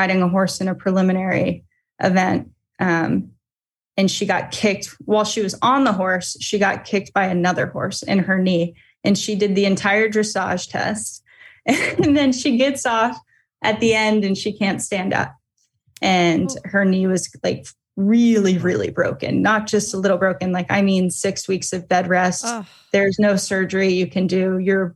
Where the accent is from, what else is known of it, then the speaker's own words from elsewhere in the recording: Fair Hill, Maryland, United States; also born or lived in Rising Sun, Maryland; I grew up in Fairhill